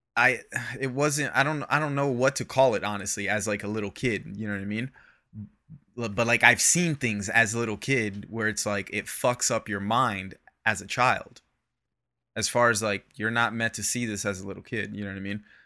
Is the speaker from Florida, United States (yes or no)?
yes; Florida, United States; I grew up in Florida